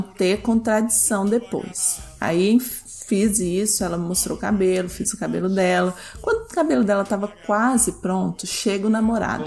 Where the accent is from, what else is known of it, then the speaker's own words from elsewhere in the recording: Brazil; now in United States; eu sou brasileira